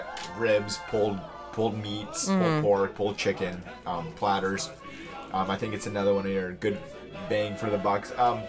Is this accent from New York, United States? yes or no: no; Massachusetts, United States; moved away; I'm originally from Massachusetts.